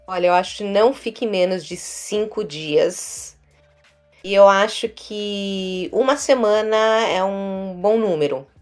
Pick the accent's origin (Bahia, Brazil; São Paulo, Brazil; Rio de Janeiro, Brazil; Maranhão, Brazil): São Paulo, Brazil; moved away as an adult; now in New York, United States; eu sou de São Paulo